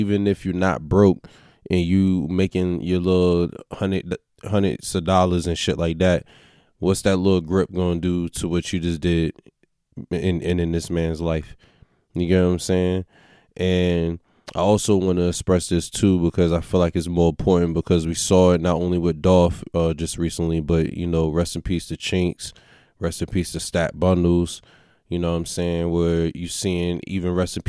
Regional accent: Crenshaw, California, United States; before growing up in Crenshaw and his block, that storefront was looked at as a criminal site or criminal activity

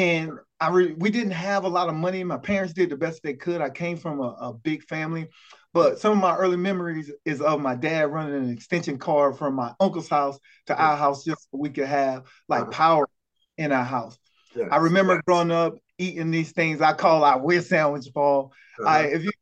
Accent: Lake City, South Carolina, United States; I'm from that small town of Lake City, South Carolina, a town of about 5,000 to 6,000 people

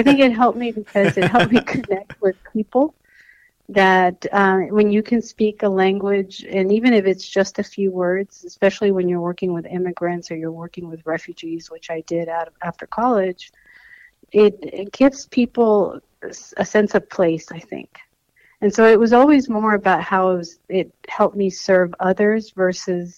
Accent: Los Angeles, California, United States; first language Spanish; English is a second language; also born or lived in Toulon, France / Brisbane, Australia; I speak Spanish because that was the first language that we spoke at home. I didn't learn English until I started the school in school, public school in Los Angeles

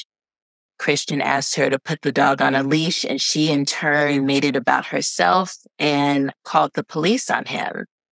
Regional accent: Los Angeles, California, United States; I am from Los Angeles, and not only from Los Angeles, I grew up in Baldwin Hills

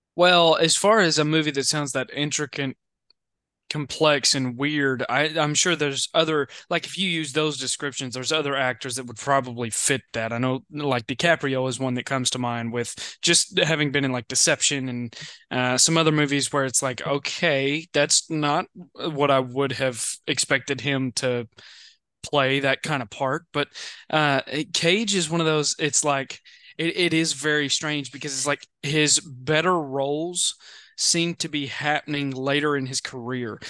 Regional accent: Western Kentucky, United States; I'm from, w, like, Western Kentucky.

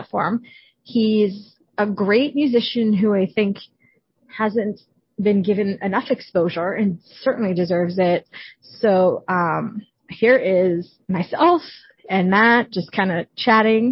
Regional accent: Canada; I'm Canadian

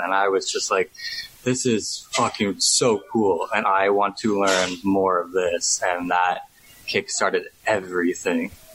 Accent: just outside Toronto, Ontario, Canada; moved away as an adult; also born or lived in London / Australia; now in Bangkok, Thailand; I'm from just outside Toronto, okay. Canada. Um, but I've been in Bangkok for the past six years

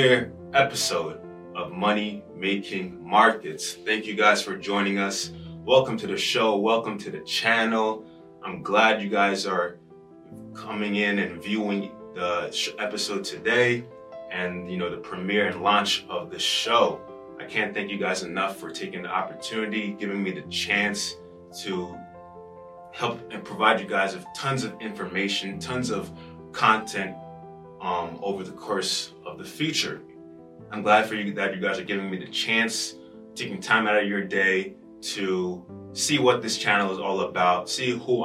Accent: Rockland County, New York, United States; born and raised in New York, specifically the 845. Rockland County

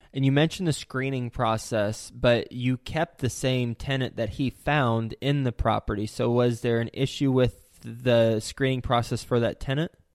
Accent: Flint, Michigan, United States; I was born in Flint.

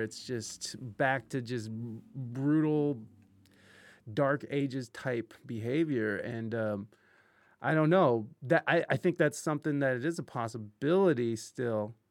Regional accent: Ohio, United States; I grew up in Ohio

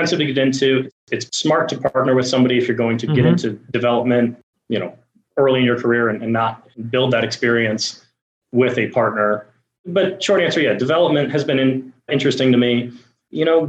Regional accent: Buffalo, New York, United States; I'm from Buffalo, New York, and the idea came to me back when I was in high school that I should work at a car wash

